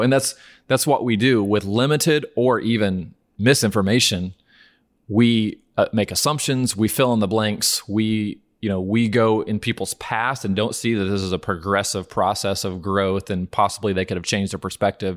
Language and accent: English; Norman, Oklahoma, United States; I'm from Norman, Oklahoma